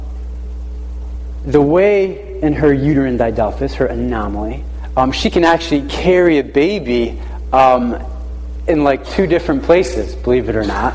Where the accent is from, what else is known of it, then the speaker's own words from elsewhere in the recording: New London, Connecticut, United States; I was born in New London, Lawrence Memorial Hospital